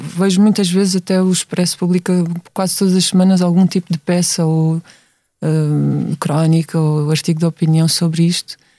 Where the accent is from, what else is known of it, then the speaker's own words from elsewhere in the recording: Setúbal, Portugal; Eu venho de Setúbal, sempre vivi lá